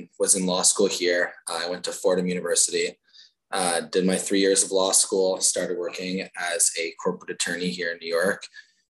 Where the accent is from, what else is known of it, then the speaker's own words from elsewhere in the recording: Nepean, Ontario, Canada; I grew up in Nepean, was a Nepean minor hockey kid